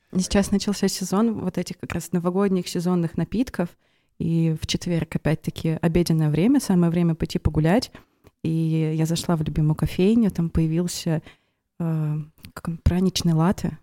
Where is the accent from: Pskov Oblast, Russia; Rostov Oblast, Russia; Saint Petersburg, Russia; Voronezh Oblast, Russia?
Pskov Oblast, Russia; Velikiye Luki; moved away as an adult; now in Pskov, Russia; я родилась и выросла в Великих Луках